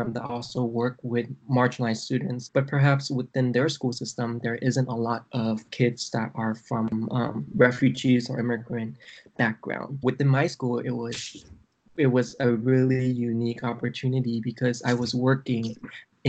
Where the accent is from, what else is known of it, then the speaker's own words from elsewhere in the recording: San Jose, California, United States; also born or lived in Vietnam; I come from California and because I live in San Jose, we do have a lot of people of color here, majority, from Latin American countries and also the Vietnamese community, and there's also Chinese communities. So that's the community I was raised in.